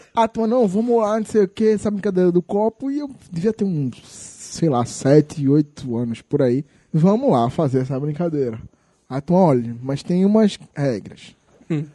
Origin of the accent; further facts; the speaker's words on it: São Paulo, Brazil; moved away; quando eu era criança, morava em São Paulo